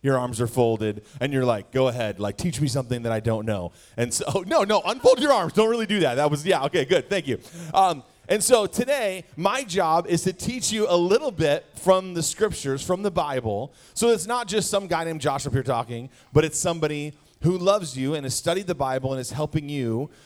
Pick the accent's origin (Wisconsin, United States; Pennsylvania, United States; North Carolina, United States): Wisconsin, United States; I was born and raised in Wisconsin